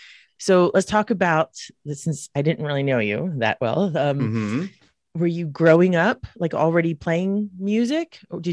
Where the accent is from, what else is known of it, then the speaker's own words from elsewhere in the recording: New Jersey, United States; I was from South Jersey.